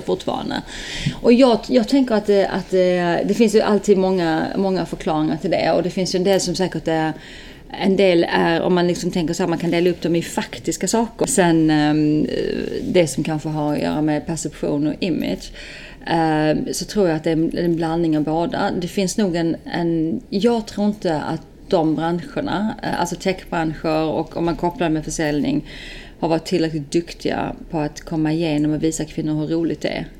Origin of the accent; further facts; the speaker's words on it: Skåne, Sweden; now in Stockholm, Sweden; född och uppväxt i Skåne